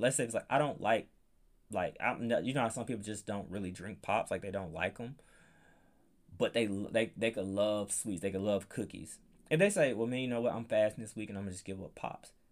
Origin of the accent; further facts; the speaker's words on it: Palm Bluff, United States; moved away as an adult; I grew up in Palm Bluff